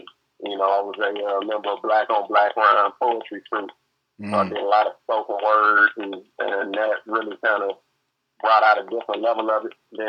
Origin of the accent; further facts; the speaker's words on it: St. Louis, Missouri, United States; moved away as an adult; now in Palm Beach, United States; I'm born and raised in St. Louis.